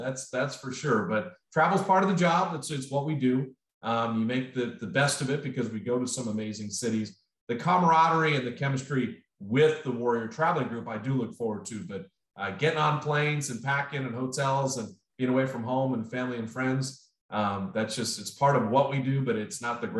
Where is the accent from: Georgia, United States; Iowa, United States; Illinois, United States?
Illinois, United States; Chicago; moved away; also born or lived in Notre Dame, Indiana; I was born in Chicago.